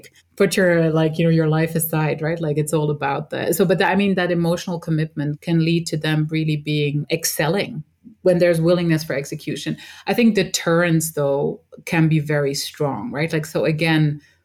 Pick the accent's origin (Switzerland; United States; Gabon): Switzerland; We were born and raised in Switzerland as a mix from an Egyptian father and a Dutch mother